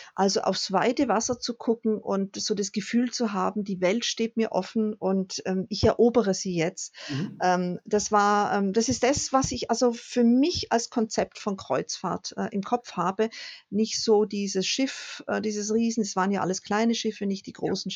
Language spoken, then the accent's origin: German; Germany; wir einfach als Deutsche